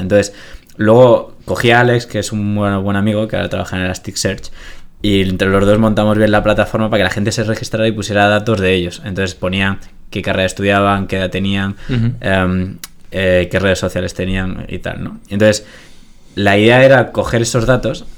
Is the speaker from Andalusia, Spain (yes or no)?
yes; Granada, Andalusia, Spain; moved away as an adult; yo soy de Granada, me vine aquí a estudiar la carrera